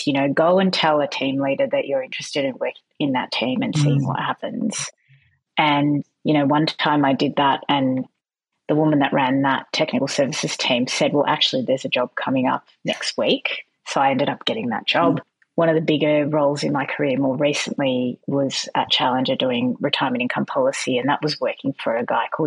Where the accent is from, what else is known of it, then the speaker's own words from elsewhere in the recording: Melbourne, Victoria, Australia; moved away as an adult; also born or lived in Canada; now in Sydney, Australia; I'm originally from Melbourne. I now live in Sydney, and I did a large chunk of my time in Canada.